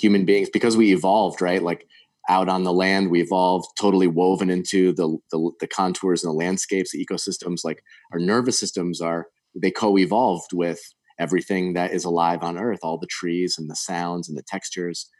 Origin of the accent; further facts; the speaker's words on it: Connecticut, United States; moved away as an adult; also born or lived in the Carolinas / Smoky Mountains; growing up in Connecticut